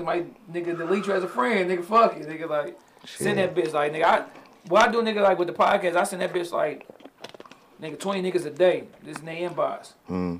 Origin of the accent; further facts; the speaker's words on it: Detroit, Michigan, United States; I'm from the East